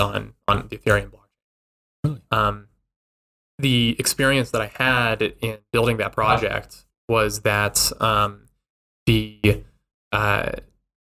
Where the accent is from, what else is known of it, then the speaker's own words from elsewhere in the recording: Albuquerque, New Mexico, United States; I grew up in Albuquerque, New Mexico.